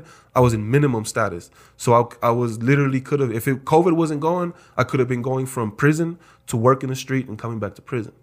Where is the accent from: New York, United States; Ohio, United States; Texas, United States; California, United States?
Texas, United States; South; also born or lived in Wisconsin; now in Idaho Falls, United States; I'm from South Texas